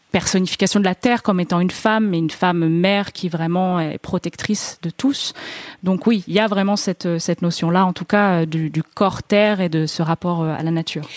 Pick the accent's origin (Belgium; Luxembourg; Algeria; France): France; je suis française